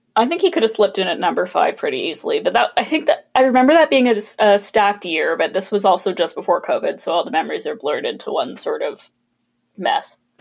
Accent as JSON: {"language": "English", "town": "Kelowna", "region": "British Columbia", "country": "Canada", "tie": "born or raised there", "said": "Kelowna, my hometown"}